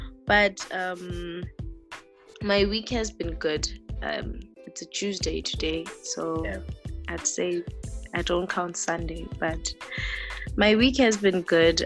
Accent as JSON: {"language": "English", "town": "Soweto", "region": "Gauteng", "country": "South Africa", "tie": "born or raised there", "said": "I was born and raised in Soweto"}